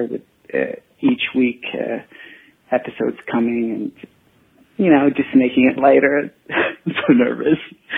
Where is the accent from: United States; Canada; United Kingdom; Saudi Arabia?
Saudi Arabia; I'm from Saudi Arabia.